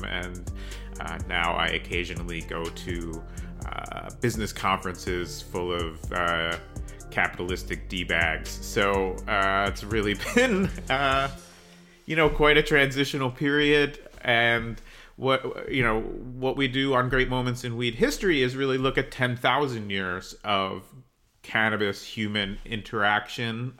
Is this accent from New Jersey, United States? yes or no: yes; New Jersey, United States; I grew up in New Jersey